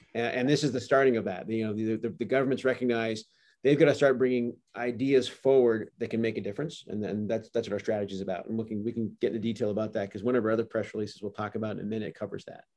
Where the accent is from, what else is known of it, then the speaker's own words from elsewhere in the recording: Canada; moved away; also born or lived in California; I am a Canadian, and very proudly